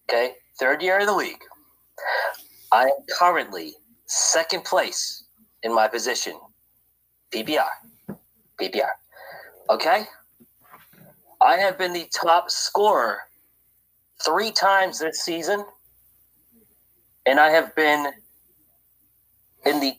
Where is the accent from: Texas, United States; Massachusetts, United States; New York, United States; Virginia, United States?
Massachusetts, United States; Boston; born there; I was born in the Boston, New England area.